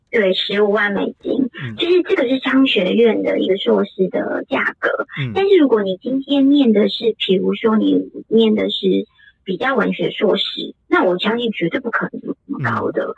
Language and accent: Chinese; Taiwan; moved away as an adult; also born or lived in New York, United States; 我们愿意离开台湾，然后到美国去念书